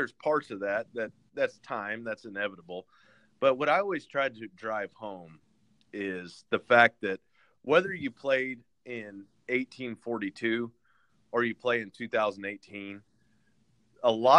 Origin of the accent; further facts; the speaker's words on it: Haven, Kansas, United States; I was from Haven, a little small town, and the town that was closest to me was Hutchinson, Kansas